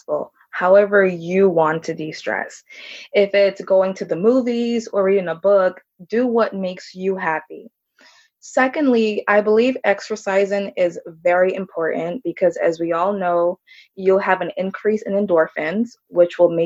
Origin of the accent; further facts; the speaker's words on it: Orlando, Florida, United States; also born or lived in Jamaica; I'm from Orlando, Florida